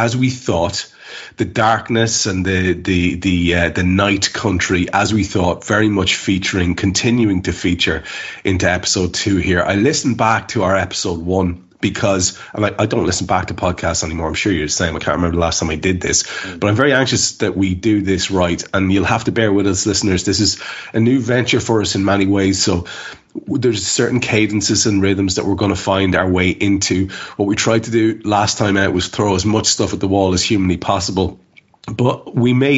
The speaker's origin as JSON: {"language": "English", "country": "Ireland", "said": "we're Irish"}